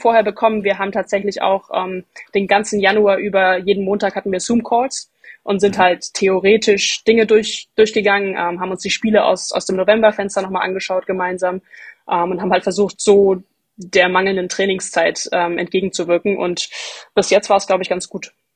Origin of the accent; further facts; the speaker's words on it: Bamberg, Bavaria, Germany; Ich komme aus Bamberg